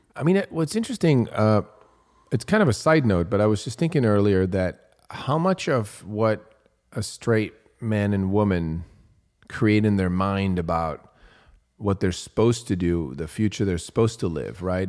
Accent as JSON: {"language": "English", "country": "Switzerland", "tie": "born or raised there", "moved": "yes", "said": "I grew up in Switzerland"}